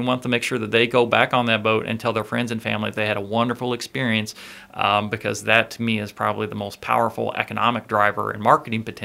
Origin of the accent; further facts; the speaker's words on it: Kentucky, United States; now in Houghton, United States; I'm from Kentucky